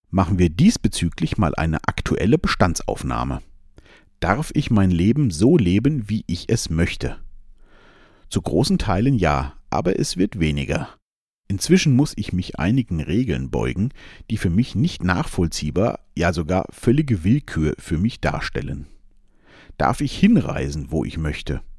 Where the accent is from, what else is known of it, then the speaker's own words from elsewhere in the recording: Germany; born there; Da habe ich es mit meinem Geburtsland Deutschland gut getroffen, habe die knapp 50 Jahre, die ich jetzt lebe, diese Freiheit für mich gefühlt zu 100 Prozent gehabt.